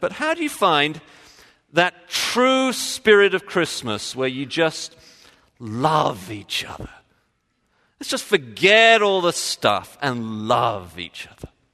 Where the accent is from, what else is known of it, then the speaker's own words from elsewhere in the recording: England, United Kingdom; moved away; being English